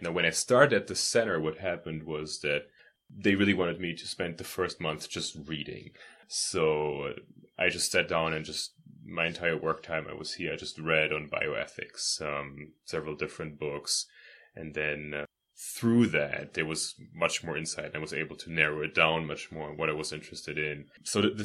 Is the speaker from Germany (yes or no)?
yes; Germany; moved away as an adult; now in United States; I'm actually from Germany. I came to Trinity 4.5 years ago